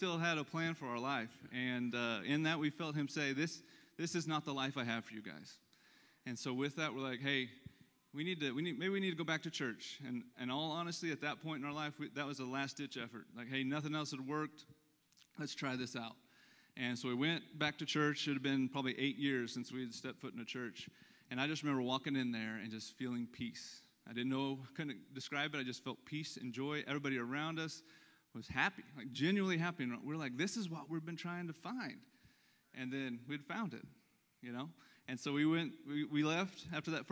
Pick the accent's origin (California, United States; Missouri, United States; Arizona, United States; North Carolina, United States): Missouri, United States; Lebanon; that's my hometown. So that's where I was born and raised